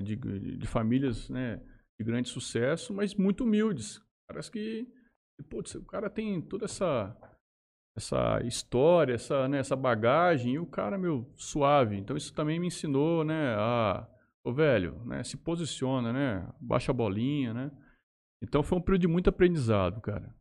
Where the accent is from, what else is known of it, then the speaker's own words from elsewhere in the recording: Jales, São Paulo, Brazil; also born or lived in Estrela d'Oeste; nasci em Jales, neto de Carlos Venturini